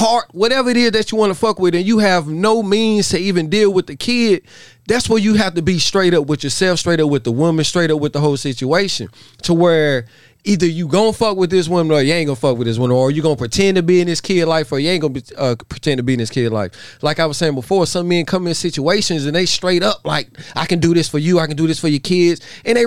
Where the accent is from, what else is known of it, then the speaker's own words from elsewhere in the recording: Statesville, North Carolina, United States; I'm from Statesville, North Carolina